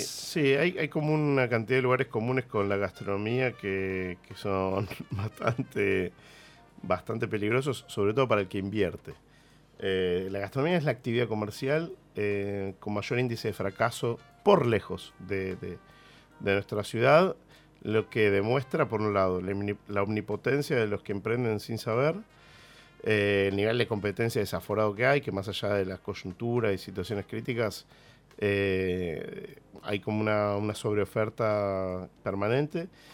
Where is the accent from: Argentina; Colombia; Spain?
Argentina; nuestra identidad como argentinos